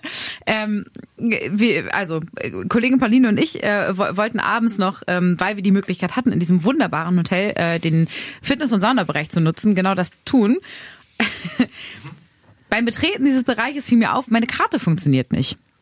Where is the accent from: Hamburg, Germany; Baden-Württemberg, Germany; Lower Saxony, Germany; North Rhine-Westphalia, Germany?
Lower Saxony, Germany; Braunschweig; moved away; meine Heimat, Heimat wird, glaube ich, immer Braunschweig sein und Mascherode, da wo meine Eltern halt wohnen und wo ich groß geworden bin